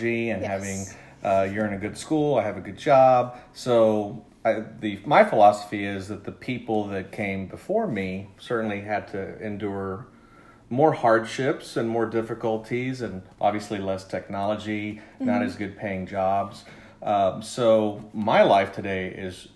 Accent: Brownsville, Texas, United States; also born or lived in Georgia; I grew up in Brownsville, Texas, which is a border city in South Texas, and I lived there primarily in elementary school and junior high

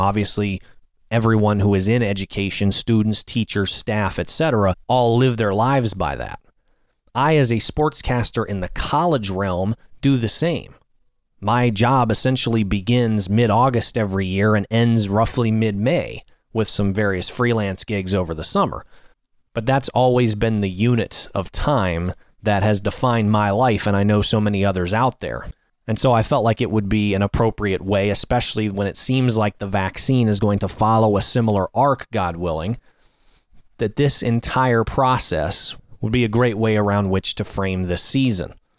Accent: Annandale, Virginia, United States; my hometown of Annandale, Virginia

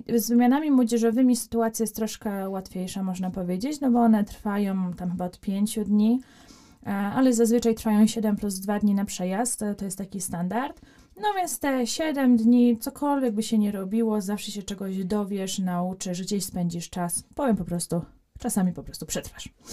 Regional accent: Poland; ja mówię, że jestem z Polski

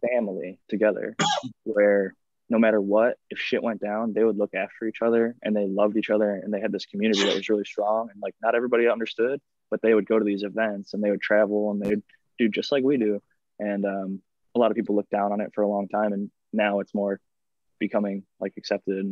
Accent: Ohio, United States; moved away as an adult; also born or lived in California; I'm from Ohio, which is Midwestern, and I moved to California

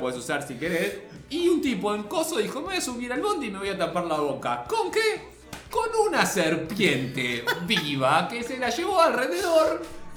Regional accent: Avellaneda, Buenos Aires Province, Argentina; yo soy de Avellaneda, la tierra del el mago sin dientes

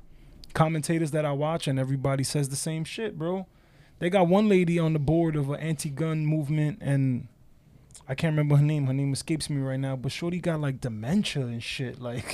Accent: United States; as an American

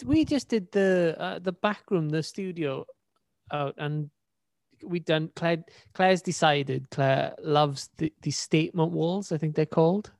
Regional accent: Wales, United Kingdom; accent: Welsh; my Welsh accent.

